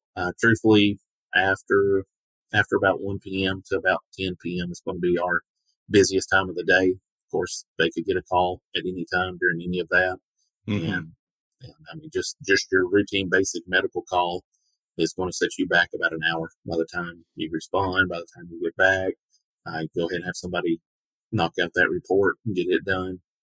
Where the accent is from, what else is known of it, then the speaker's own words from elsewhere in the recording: Portland, Tennessee, United States; this has been home uh, my entire life.